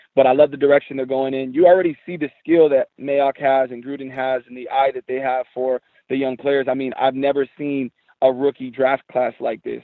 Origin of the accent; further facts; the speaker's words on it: San Jose, California, United States; I was born and raised in San Jose, California